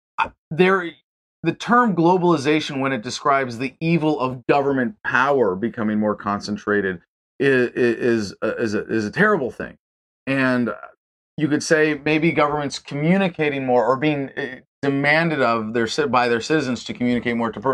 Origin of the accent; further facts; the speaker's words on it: San Francisco, California, United States; also born or lived in Montreal; I was born in San Francisco, California